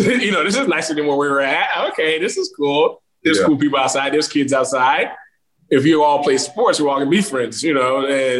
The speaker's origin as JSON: {"language": "English", "area": "Palm Beach County, then West Palm Beach", "region": "Florida", "country": "United States", "tie": "born or raised there", "also_born_or_lived": "Haiti", "said": "I grew up in Palm Beach County. I grew up in Bagley, where it's, a suburb, a low, I guess, developing city where, you know, they would call it the hood, but it's not necessarily the hood."}